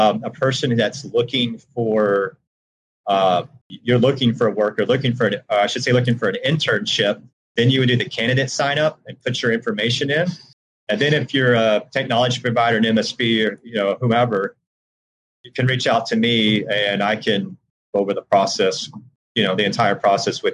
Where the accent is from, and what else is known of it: Georgia, United States; born or raised there